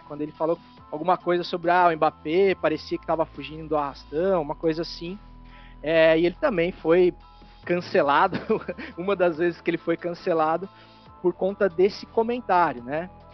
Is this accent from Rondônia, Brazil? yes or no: no; interior of São Paulo, Brazil; now in Santa Catarina, Brazil; eu sou do interior de São Paulo